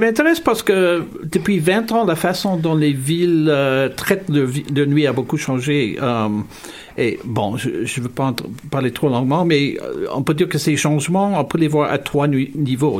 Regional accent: Hamilton, Ontario, Canada; now in Montreal, Canada; je suis originaire de la ville de Hamilton, euh, ville industrielle en, intérieur, Ontario

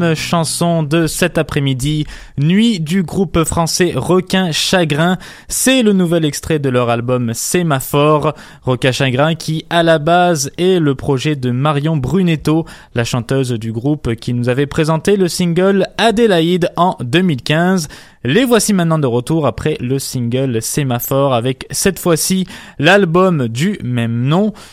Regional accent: Montreal, Quebec, Canada; chez nous à Montréal

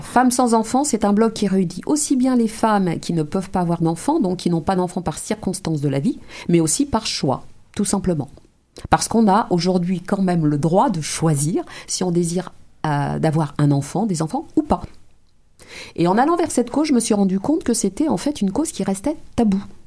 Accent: of Martinican origin, Martinique, France; moved away as an adult; now in Montreal, Canada; je suis française d'origine martiniquaise. J'ai découvert le Québec en 2011, je m'y suis installée en 2012

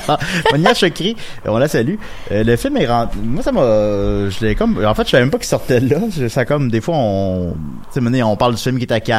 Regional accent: Quebec City, Quebec, Canada; Ben, je viens de Québec.

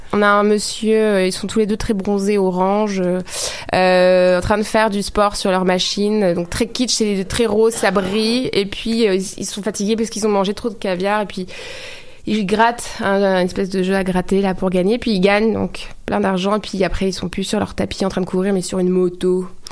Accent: France; je suis française

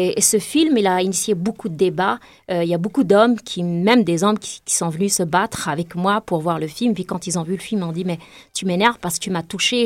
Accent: Tazmalt, Béjaïa Province, Algeria; moved away as an adult; also born or lived in Takerboust; now in Canada; Ça fait 18 ans que j'ai quitté Tazmat, une petite ville du nord-est de l'Algérie où j'ai grandi.

